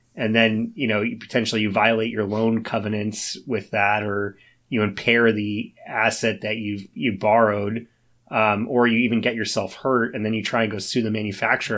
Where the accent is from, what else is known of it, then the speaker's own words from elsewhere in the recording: United States; as an American